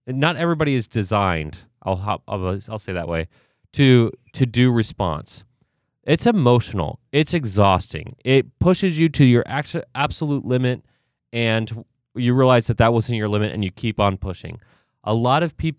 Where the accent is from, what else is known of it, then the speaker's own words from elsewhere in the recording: Ohio, United States; I grew up in Ohio